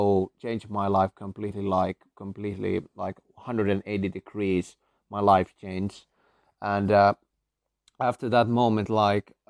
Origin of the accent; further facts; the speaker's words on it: Finland; I come from Finland